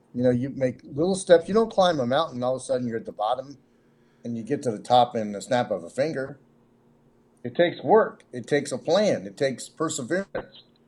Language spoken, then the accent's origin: English; Cincinnati, Ohio, United States; also born or lived in Nashville; I'm from Cincinnati, but I'm in Nashville, uh, down here a lot.